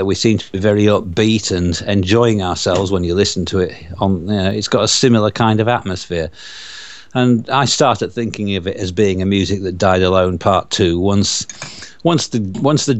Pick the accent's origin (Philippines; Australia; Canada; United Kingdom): United Kingdom; Yorkshire and the Humber; accent: Yorkshire; my Yorkshire accent